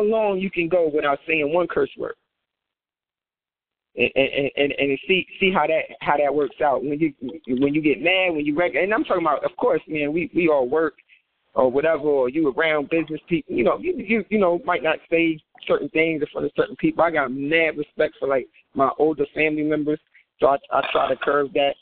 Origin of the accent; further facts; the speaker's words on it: New Jersey, United States; I'm from Jersey, so I think sometimes even my accent